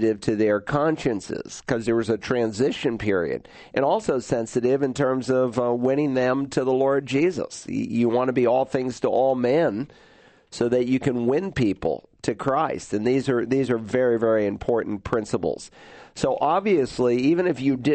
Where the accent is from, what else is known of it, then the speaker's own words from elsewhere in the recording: New England, United States; moved away; when I was growing up in New England